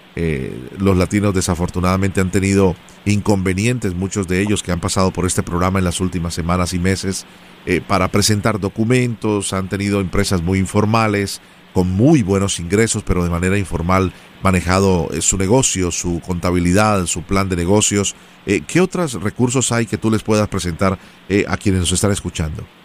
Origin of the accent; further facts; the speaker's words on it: Colombia; como colombiano y amante del café